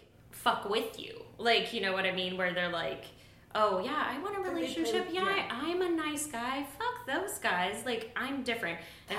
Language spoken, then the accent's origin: English; the South, United States; It's like, I come from the South and here's, like, my dating...